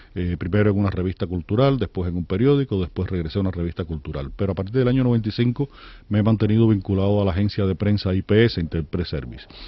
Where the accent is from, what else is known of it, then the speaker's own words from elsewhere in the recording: Cuba; ya yo no puedo dejar de ser un escritor cubano, porque es mi formación, es mi cultura